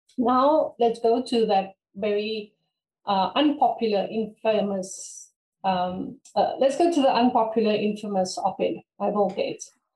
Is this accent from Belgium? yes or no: no; South Africa; I come from Africa